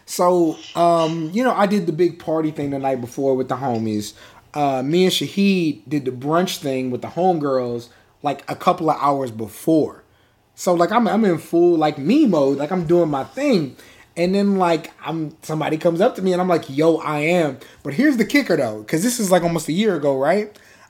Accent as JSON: {"language": "English", "town": "San Antonio", "region": "Texas", "country": "United States", "said": "I'm from San Antonio, so I'm there with people I know."}